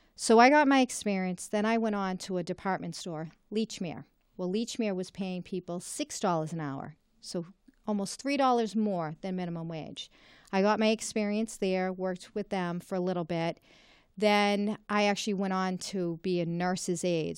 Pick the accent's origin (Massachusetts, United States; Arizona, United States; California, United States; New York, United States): Massachusetts, United States; Reading; also born or lived in Malden, Massachusetts / Wakefield, Massachusetts; the communities in my district and happens to be my hometown